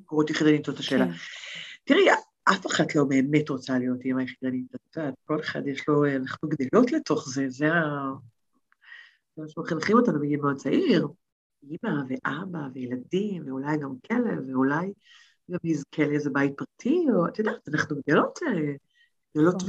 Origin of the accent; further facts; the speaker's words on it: Tel Aviv, Tel Aviv District, Israel; moved away as an adult; נולדתי בתל אביב, כל חיי הייתי בתל אביב